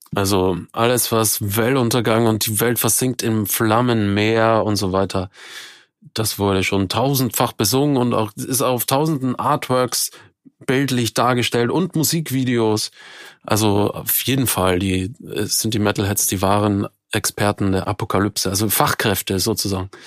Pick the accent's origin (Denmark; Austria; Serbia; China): Austria; moved away as an adult; now in Germany; ich komme ja aus Österreich, bin zwar seit weit über 20 Jahren in Deutschland